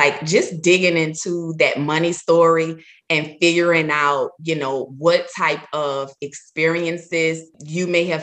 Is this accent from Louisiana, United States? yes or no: yes; New Orleans, Louisiana, United States; I'm from New Orleans.